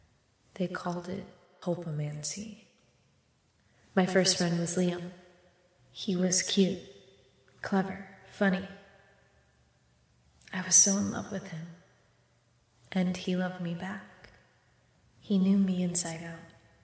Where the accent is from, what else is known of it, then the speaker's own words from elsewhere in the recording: Marshalltown, Iowa, United States; I grew up in Marshalltown with my mom.